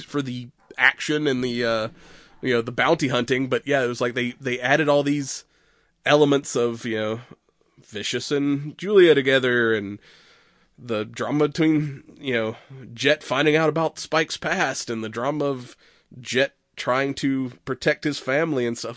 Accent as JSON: {"language": "English", "country": "United States", "said": "I'm American"}